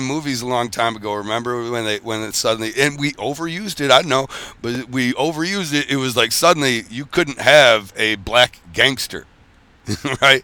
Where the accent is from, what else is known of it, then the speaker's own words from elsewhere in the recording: Michigan, United States; I'm from Michigan.